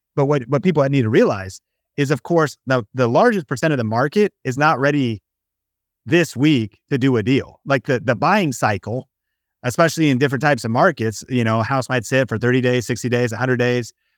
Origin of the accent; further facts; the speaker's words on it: Seattle, Washington, United States; growing up in Seattle, Washington, there was evergreen trees